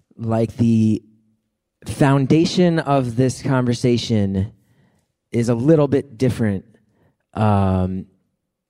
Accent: United States; as an American

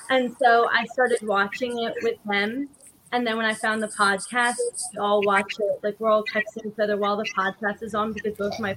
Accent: New Jersey, United States; now in Philadelphia, United States; So I am from New Jersey, but I'm living in Pennsylvania. I live in Philly.

